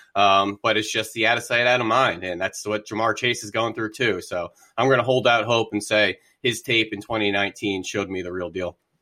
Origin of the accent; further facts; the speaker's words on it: the Poconos, Pennsylvania, United States; also born or lived in Philadelphia; went to Drexel University after growing up in the Poconos